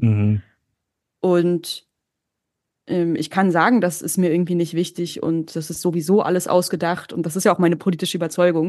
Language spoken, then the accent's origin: German; Berlin, Germany; first language German and Turkish; ich bin in Ostberlin zur Schule gegangen